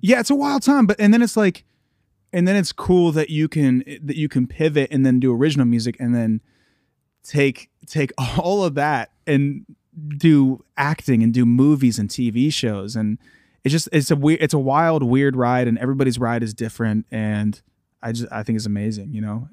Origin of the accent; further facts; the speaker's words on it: Columbus, Ohio, United States; I'm from Ohio. I'm from Columbus, Ohio